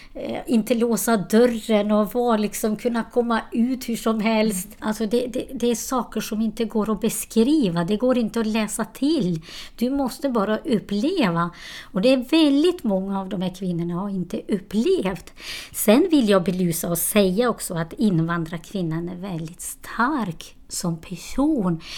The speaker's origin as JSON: {"language": "Swedish", "country": "Kosovo", "also_born_or_lived": "Borlänge, Sweden", "second_language": "Swedish", "moved": "yes", "lives_now": "Sweden", "said": "Jag kommer från Kosova. Jag kom till Sverige på 90-talet"}